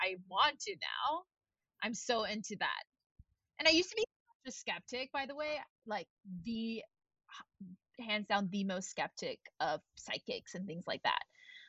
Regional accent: Tennessee, United States; also born or lived in Texas / Virginia; And we grew up in Tennessee, Texas, and Virginia with a lot of, you know, I think in Texas, there's like a lot of Christians and things like that.

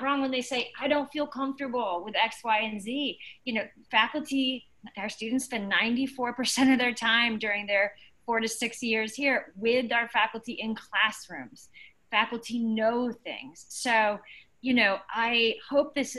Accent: Southern California, United States; I grew up in Southern California

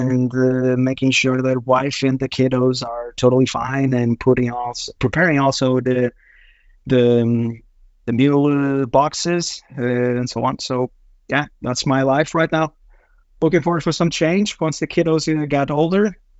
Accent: Portugal; now in Denmark; I'm originally from Portugal

